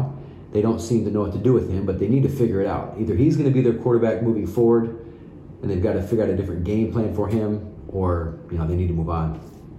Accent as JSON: {"language": "English", "region": "Kansas", "country": "United States", "moved": "yes", "lives_now": "Minnesota, United States", "said": "I'm originally from Kansas, currently living in Minnesota"}